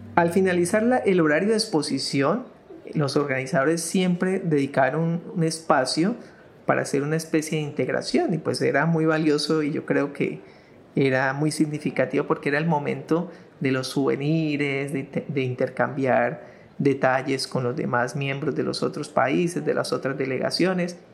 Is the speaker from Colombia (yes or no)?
yes; Colombia; nosotros acá en Colombia